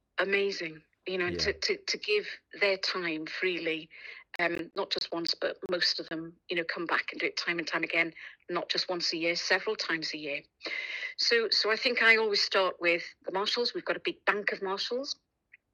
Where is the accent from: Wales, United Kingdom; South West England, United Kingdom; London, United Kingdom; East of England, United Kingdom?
Wales, United Kingdom; Pwllheli; I'm born and bred in Pwllheli